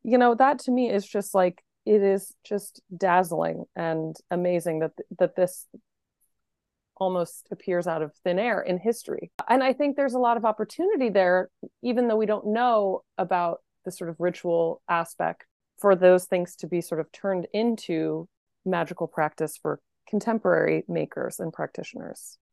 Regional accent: Pennsylvania, United States; I was born in Pennsylvania

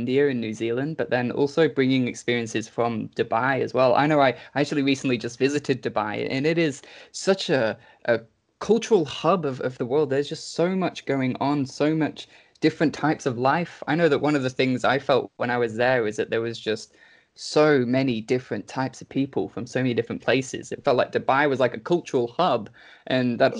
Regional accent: England, United Kingdom; moved away; I'm personally from England.

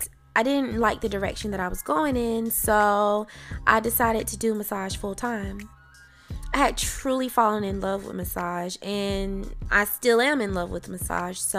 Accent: Athens, Georgia, United States; also born or lived in Atlanta, Georgia; I grew up in Athens, Georgia with my mother and two brothers

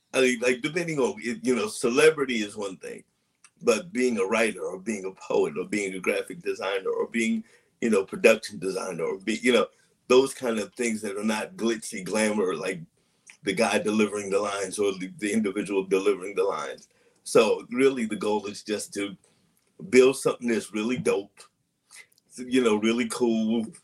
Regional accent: St. Louis, Missouri, United States; moved away; also born or lived in New York / Massachusetts; But I'm going to say that I am originally from St. Louis, Missouri.

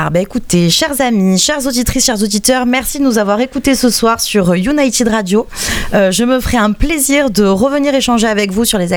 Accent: Marseille, Provence-Alpes-Côte d'Azur, France; on n'était pas de différents quartiers, on était de Marseille.

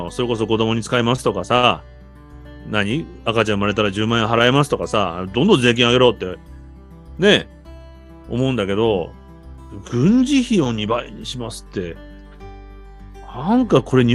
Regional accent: South Korea; で、これ、韓国人の考え方よ。俺も韓国人だから今頭の中。南朝鮮だから。

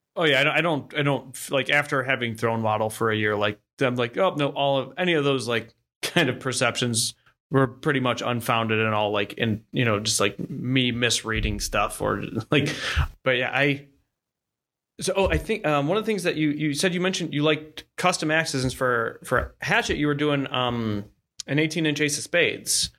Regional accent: Ohio, United States; also born or lived in Austin, Texas; now in Oklahoma, United States; I'm from Ohio

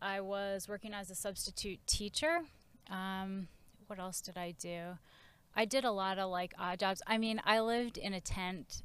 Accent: Massachusetts, United States; moved away as an adult; also born or lived in Maine / San Francisco; I grew up in Massachusetts

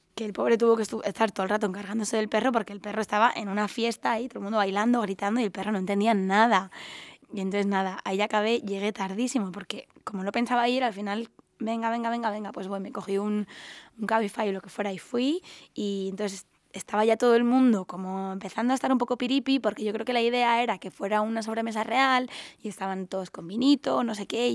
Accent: Andalusia, Spain; also born or lived in Los Angeles, United States; now in Madrid, Spain; yo soy la única andaluza, tampoco me siento muy andaluza

